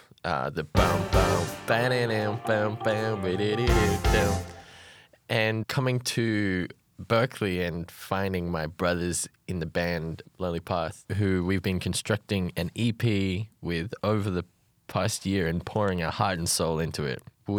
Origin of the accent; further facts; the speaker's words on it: Alice Springs, Northern Territory, Australia; moved away as an adult; now in Boston, United States; my hometown called Alice Springs in the middle of Australia in the desert.